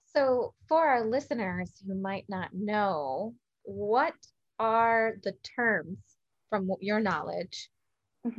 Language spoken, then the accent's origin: English; San Miguel de Allende, Guanajuato, Mexico; also born or lived in United States; San Miguel de Allende, Guanajuato, um, in the heart of Mexico. As you guys know, I've talked about it a lot. It is my hometown.